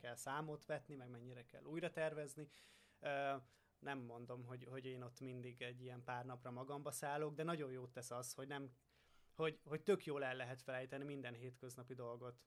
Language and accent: Hungarian; Hungary; én hiába faluról származom